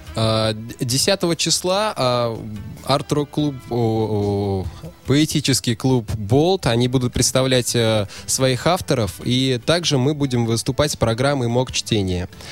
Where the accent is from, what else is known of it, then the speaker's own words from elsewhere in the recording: Bashkortostan, Russia; moved away as an adult; now in Saint Petersburg, Russia; сам я приехал в прошлом году из Башкирии, угу. с родины